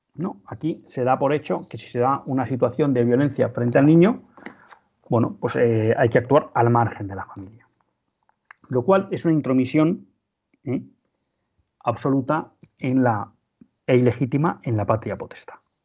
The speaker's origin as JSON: {"language": "Spanish", "country": "Spain", "said": "como católicos y como ciudadanos españoles"}